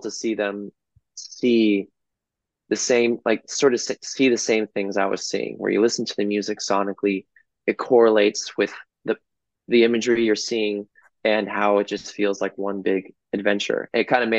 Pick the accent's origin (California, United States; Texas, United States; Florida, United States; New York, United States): California, United States; Los Angeles; my hometown